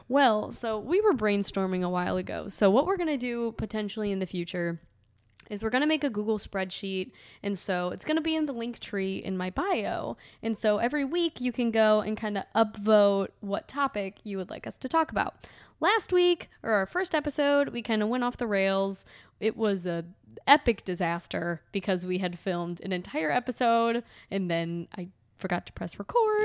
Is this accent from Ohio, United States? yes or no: yes; Cleveland, Ohio, United States; I was born and raised in Cleveland.